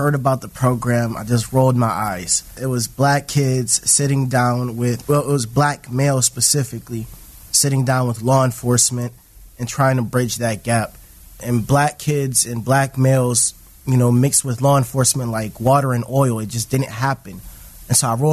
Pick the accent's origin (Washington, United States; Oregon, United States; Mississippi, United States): Oregon, United States; Portland; also born or lived in New Orleans, Louisiana / Savannah, Georgia; Katrina came when I was 6 years old, hit Savannah, Georgia after that, stayed 2 years in Savannah, and made my way up to Portland